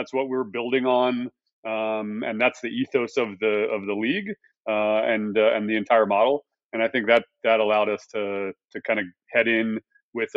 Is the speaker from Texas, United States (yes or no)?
yes; Texas, United States; I was born in Texas